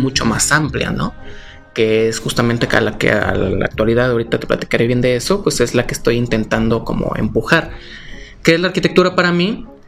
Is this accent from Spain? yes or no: no; Tlaquepaque, Jalisco, Mexico; also born or lived in Mexico City; tapatío de corazón, así aquí cerquita del Parián Tlaquepaque